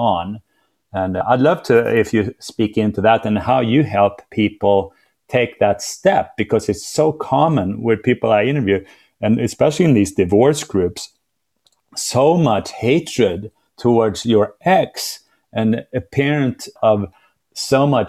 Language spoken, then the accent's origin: English; Sweden; I'm from Sweden and we have a lot of snow there